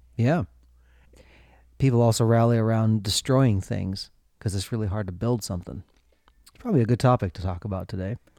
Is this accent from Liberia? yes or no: no; Minnesota, United States; growing up in Minnesota